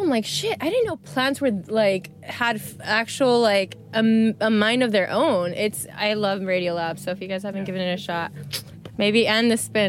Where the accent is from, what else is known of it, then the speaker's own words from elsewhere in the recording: United States; moved away as an adult; also born or lived in Australia; being American, living in Australia